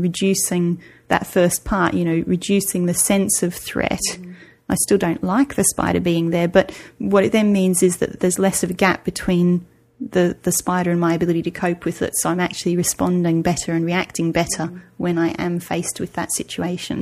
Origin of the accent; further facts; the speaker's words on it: Australia; moved away as an adult; I, am nearly nine years out of Australia now